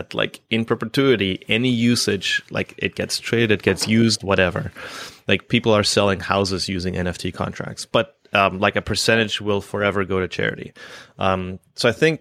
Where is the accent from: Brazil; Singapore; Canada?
Canada; I'm Canadian.